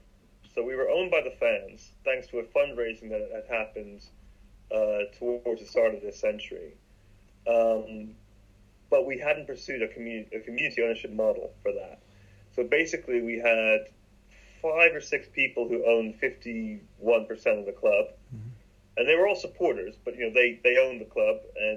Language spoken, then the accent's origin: English; Bath, South West England, United Kingdom; moved away; also born or lived in London; I grew up in Bath